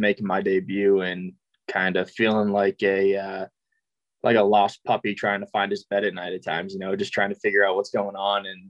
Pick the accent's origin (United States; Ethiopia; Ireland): United States; Massachusetts; moved away as an adult; also born or lived in San Francisco; now in Nashville, United States; I was born in Massachusetts, so I lived there until I went to college